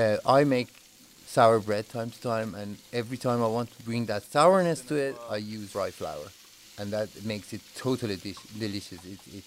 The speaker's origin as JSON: {"language": "English", "country": "Finland", "tie": "born or raised there", "also_born_or_lived": "Tehran, Iran / Beijing, China / Islamabad, Pakistan / Karachi, Pakistan", "said": "I'm originally from Tehran, Iran. I've lived most of my life in Finland, but before that in China, in Beijing, and before that in Pakistan, Islamabad, and Karachi. My family is Persian"}